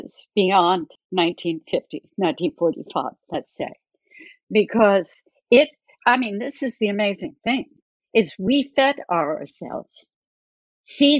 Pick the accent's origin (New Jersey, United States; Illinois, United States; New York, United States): New Jersey, United States; I grew up in New Jersey